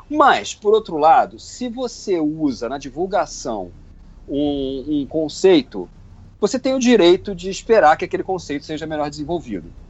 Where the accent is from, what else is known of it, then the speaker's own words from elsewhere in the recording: Rio de Janeiro, Brazil; Eu, como carioca emérito